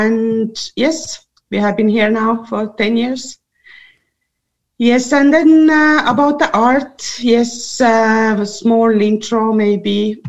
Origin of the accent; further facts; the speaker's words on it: Estonia; moved away as an adult; also born or lived in Soviet Union / Zambia; now in Denmark; And I'm coming from Estonia originally. I came 2009. I came to Denmark to participate in volunteer program.